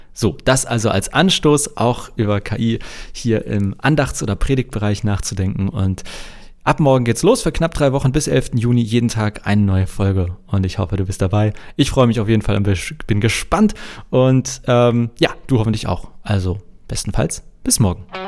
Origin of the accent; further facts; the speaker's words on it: Hamburg, Germany; als Hamburger